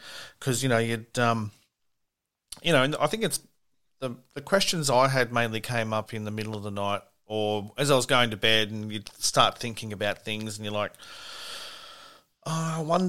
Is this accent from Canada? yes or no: no; Sydney, New South Wales, Australia; I was born in Manly Hospital